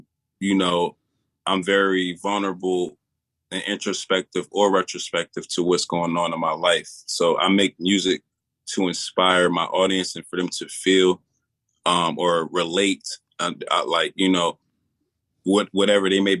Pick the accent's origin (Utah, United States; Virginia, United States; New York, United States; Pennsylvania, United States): Virginia, United States; I'm from Virginia